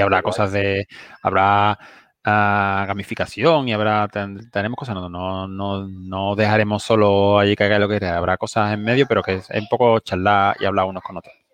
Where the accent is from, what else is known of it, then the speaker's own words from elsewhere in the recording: Seville, Andalusia, Spain; soy de Triana y en Sevilla